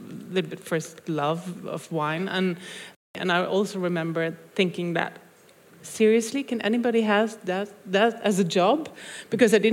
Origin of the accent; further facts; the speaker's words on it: Voss, Vestland, Norway; English is a second language; Because uh, I grew up in Voss, small town like you did, and we didn't have uh, we didn't have BBC for sure.